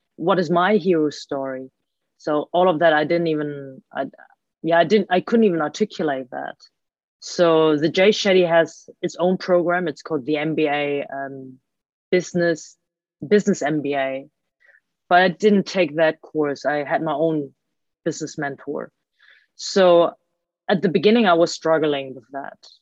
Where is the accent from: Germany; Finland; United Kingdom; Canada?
Germany; born or raised there